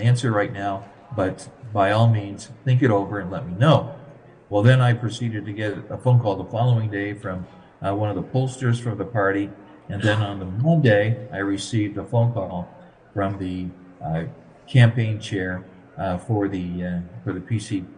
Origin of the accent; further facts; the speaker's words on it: Chatham, Ontario, Canada; Chatham, which is my hometown